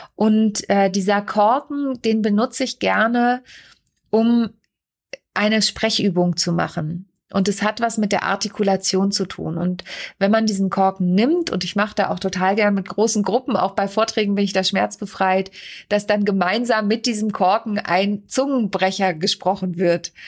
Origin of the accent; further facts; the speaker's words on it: Lüneburg Heath, between Uelzen, Braunschweig and Celle, Lower Saxony, Germany; moved away; also born or lived in Kassel / Mannheim / Hamburg; ich bin in Kassel geboren und in der Lüneburger Südheide, mitten oben Dörfen, Dörpen, zwischen Uelzen, Braunschweig und Celle bin ich groß geworden.